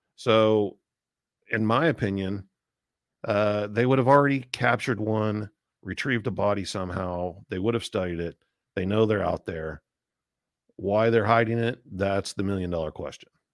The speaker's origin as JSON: {"language": "English", "town": "Tulsa", "region": "Oklahoma", "country": "United States", "tie": "born or raised there", "said": "I grew up in Tulsa, Oklahoma. I still live in the same house I grew up"}